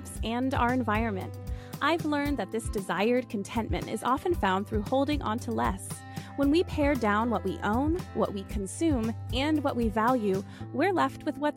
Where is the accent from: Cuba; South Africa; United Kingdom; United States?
United States; Virginia; my home state of Virginia